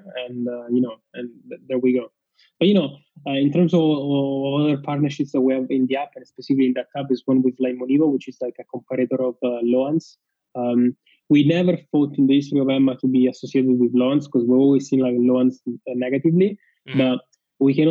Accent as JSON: {"language": "English", "town": "Rome", "region": "Lazio", "country": "Italy", "moved": "yes", "said": "I'm from Rome, Italy, and my parents are in Rome."}